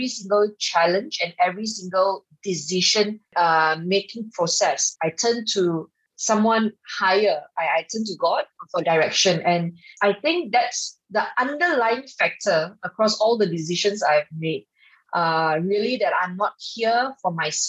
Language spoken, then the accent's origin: English; Subang Jaya, Selangor, Malaysia; when I was offered to run for the state seat of Subang Jaya, my hometown